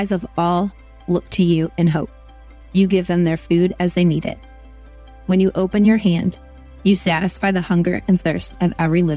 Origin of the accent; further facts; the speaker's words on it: Cuyahoga River Valley, Ohio, United States; Growing up in the Cuyahoga River Valley